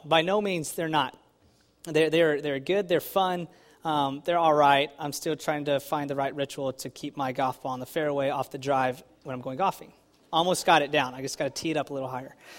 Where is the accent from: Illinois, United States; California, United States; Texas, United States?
Texas, United States; now in New Jersey, United States; I'm from Texas